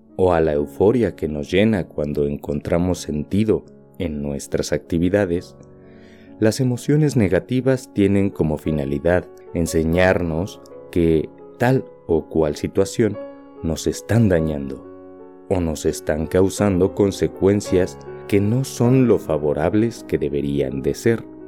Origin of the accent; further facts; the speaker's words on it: Mexico; Como mexicano